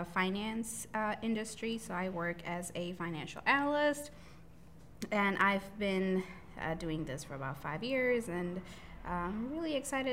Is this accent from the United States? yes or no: no; India; And I'm from a Southeast Asia background. Mm-hmm. I'm from India.